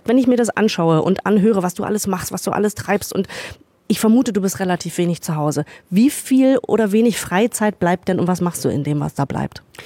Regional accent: Northern Germany, Germany; moved away; ich komme ja ursprünglich aus Norddeutschland, ich sage Frikadelle

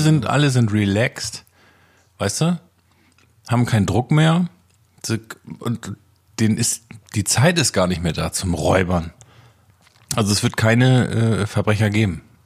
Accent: Oldenburg, Lower Saxony, Germany; ich komme aus Oldenburg

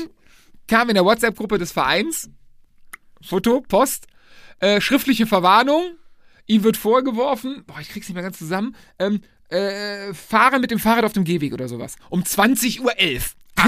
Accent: Lohmar, North Rhine-Westphalia, Germany; sind dann nach Loma zurückgekommen, äh, mein Heimatdorf

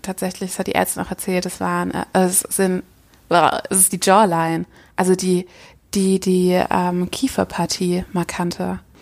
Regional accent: Düsseldorf, North Rhine-Westphalia, Germany; ich komme aus Düsseldorf

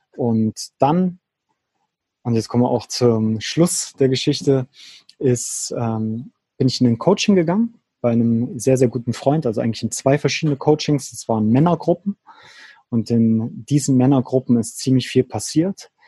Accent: near Leipzig, Saxony, Germany; moved away as an adult; also born or lived in Berlin / Switzerland; meine alte Heimat in der Nähe von Leipzig

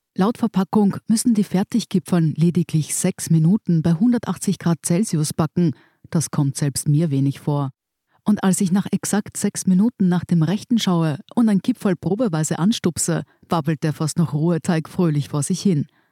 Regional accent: Germany; now in Austria; als Deutscher

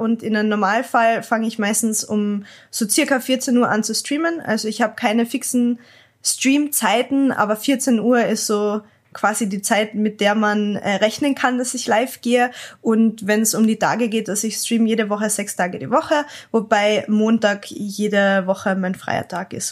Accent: Klagenfurt, Carinthia, Austria; ich bin halt ähm, aus Österreich, Klagenfurt und bei uns hat's ganz ehrlich nicht so viele Leute geben in der Umgebung

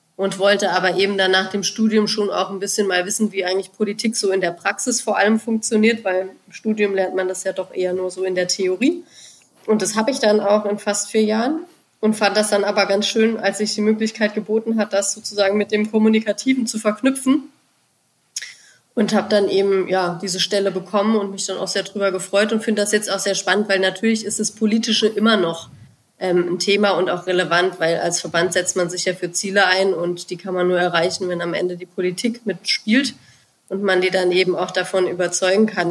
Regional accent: Germany; bei uns in Deutschland

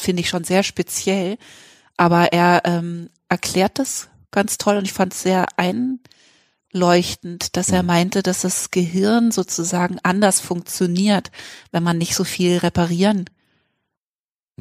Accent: Freiburg, Baden-Württemberg, Germany; also ich bin nicht in Freiburg geboren, aber in Freiburg aufgewachsen die ganze Schulzeit

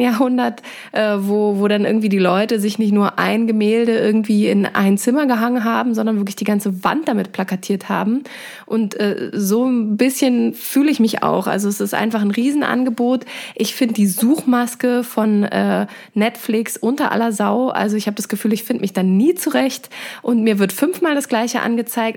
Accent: Germany; now in Dresden, Germany; wir als Europäer oder insbesondere auch als ähm, Deutsche

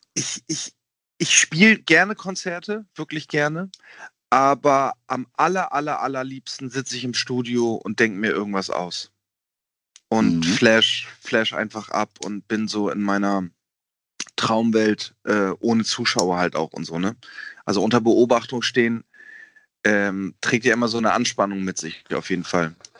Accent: Germany; dass ich Deutscher bin, weil ich einen deutschen Pass habe

